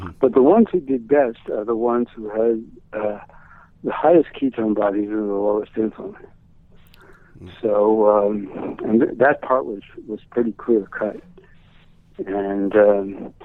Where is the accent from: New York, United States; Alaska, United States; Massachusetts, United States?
New York, United States; New York City; I come from Brooklyn